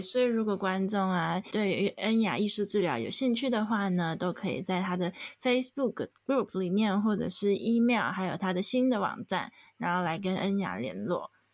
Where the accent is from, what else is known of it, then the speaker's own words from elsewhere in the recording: Taiwan; moved away; 回去台湾工作